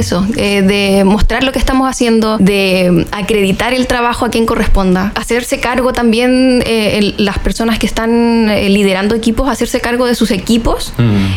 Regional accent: Chile; éramos re pocos chilenos los que estábamos ahí

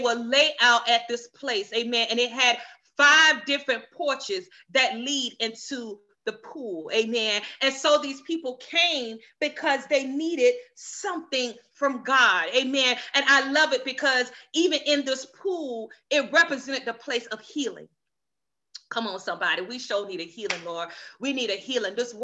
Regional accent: the South, United States; I was raised in the South

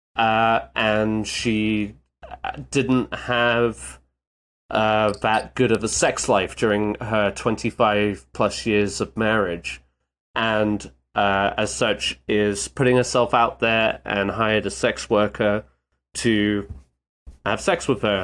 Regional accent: United Kingdom; a British man

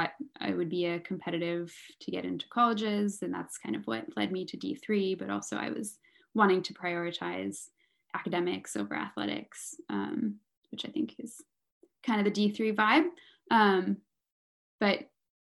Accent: Mountain View, California, United States; I'm from the Bay Area. I grew up in Mountain View, California, which is, you know, like 45 minutes south of San Francisco

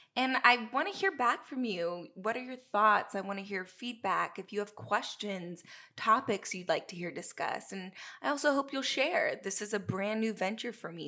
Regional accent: Southern California, United States; moved away as an adult; I'm originally from Southern California

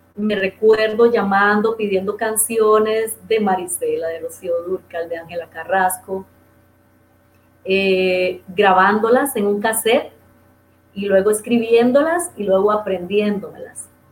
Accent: Dos Brazos de Río Tigre, Puntarenas, Costa Rica; moved away; Ese es mi pueblito

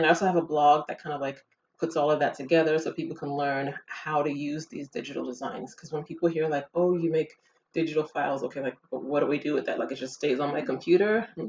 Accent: United States; moved away as an adult; also born or lived in Ghana; now in France; I lived in, you know, in America pretty much my whole life. Grew up there since like the age of five, because I'm originally from Ghana.

